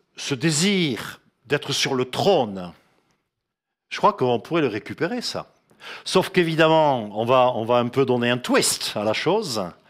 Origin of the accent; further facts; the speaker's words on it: France; en tant que Français